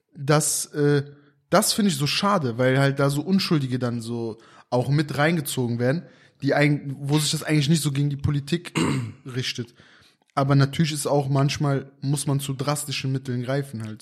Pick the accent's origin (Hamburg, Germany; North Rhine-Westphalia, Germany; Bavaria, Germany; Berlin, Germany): North Rhine-Westphalia, Germany; Aachen; hier bei uns in Aachen